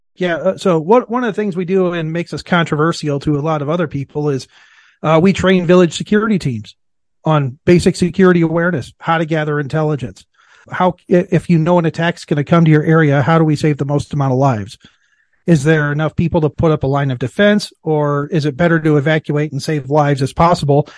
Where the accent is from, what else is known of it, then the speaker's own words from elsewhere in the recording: Iowa, United States; I was born and raised in Iowa